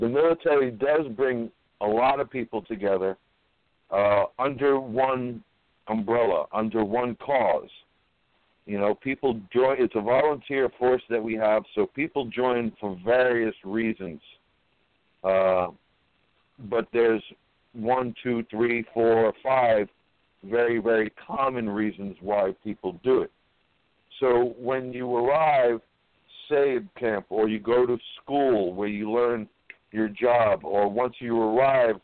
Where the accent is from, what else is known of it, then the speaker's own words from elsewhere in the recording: New York City, New York, United States; I'm a New Yorker, native New Yorker, born and raised here.